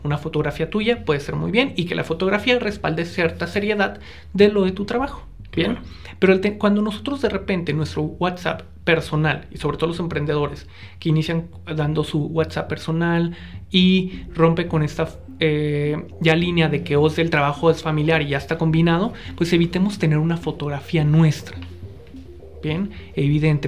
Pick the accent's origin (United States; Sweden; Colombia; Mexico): Mexico; northern Mexico; Yo crecí en el norte de México, soy norteño